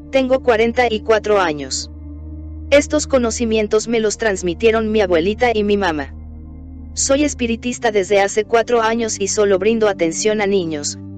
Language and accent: Spanish; Oguibo, Chihuahua, Mexico; tengo 55 años y vengo de la comunidad de Oguibo. Aproximadamente llevo 5 años como ogiruame.